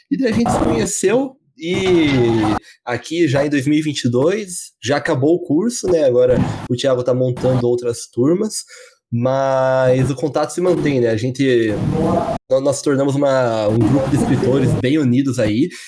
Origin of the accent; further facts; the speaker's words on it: Curitiba, Paraná, Brazil; Eu tenho 24. É, sou de Curitiba, então, 24 anos.